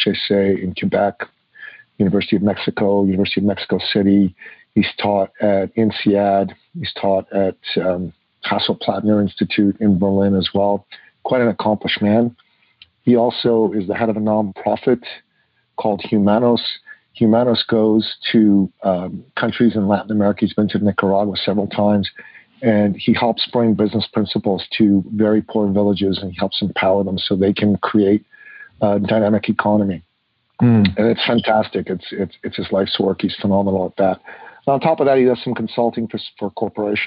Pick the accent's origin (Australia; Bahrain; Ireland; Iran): Iran; now in Canada; I grew up in Iran in the 60s and the 70s.